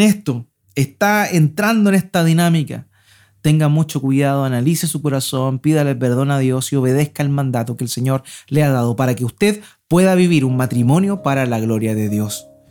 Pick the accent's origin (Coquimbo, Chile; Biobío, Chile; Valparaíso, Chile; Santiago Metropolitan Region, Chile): Biobío, Chile; Concepción; now in Antofagasta, Chile; nosotros venimos del sur. Mi esposa es sosornina, yo soy de Concepción, y allá sí que llovía